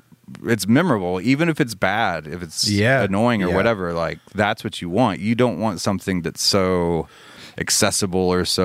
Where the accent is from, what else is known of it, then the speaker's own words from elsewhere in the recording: Birmingham, Alabama, United States; I grew up in Birmingham.